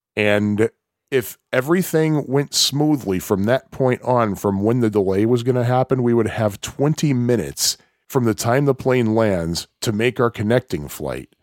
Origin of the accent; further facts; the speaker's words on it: Chicago, Illinois, United States; I'm from Chicago.